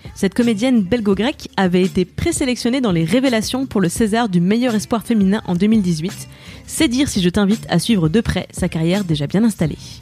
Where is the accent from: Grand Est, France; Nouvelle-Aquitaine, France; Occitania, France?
Grand Est, France; Moselle, Lorraine; je viens d'une région euh, frontalière mm, parce que donc en Lorraine, euh, plus précisément en Moselle, c'est vraiment la frontière allemande et je suis née dans l'Europe.